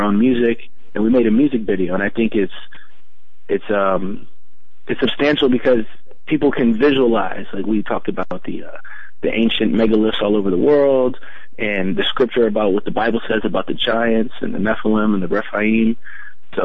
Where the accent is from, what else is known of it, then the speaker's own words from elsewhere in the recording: Virginia, United States; I am born and raised in Virginia. I'm a local